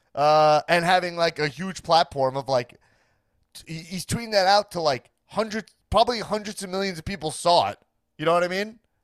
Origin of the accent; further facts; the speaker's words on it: Long Island, New York, United States; now in Los Angeles, United States; I grew up on Long Island, New York, and I'm a Jewish man myself